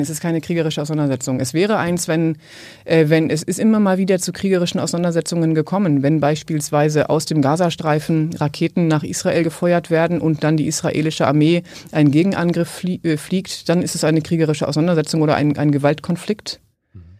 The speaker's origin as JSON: {"language": "German", "country": "Germany", "said": "ich komme aus Westdeutschland"}